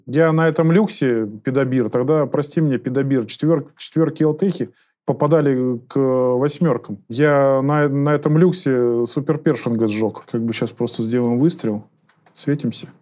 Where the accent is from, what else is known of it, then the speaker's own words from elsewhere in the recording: Liski, Voronezh Oblast, Russia; Сам я из Воронежской области из города Лиски